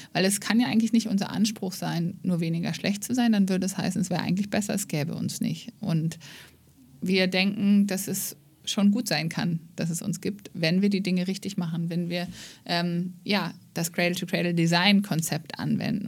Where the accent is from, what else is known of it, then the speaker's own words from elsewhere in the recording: Germany; wir als ähm, ja, Deutsche